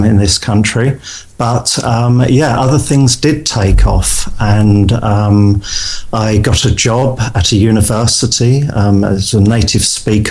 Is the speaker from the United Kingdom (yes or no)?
yes; Chelmsford, East of England, United Kingdom; moved away as an adult; also born or lived in Lancaster / London; now in Poland; I'm born in a city called Chelmsford, which is just outside of London, and all of my family are from East London